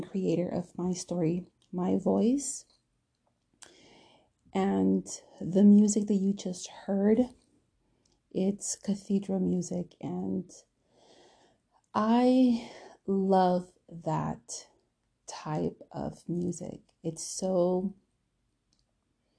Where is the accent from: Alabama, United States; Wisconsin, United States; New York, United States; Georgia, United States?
Wisconsin, United States; Milwaukee; growing up in Milwaukee, especially in the area where we lived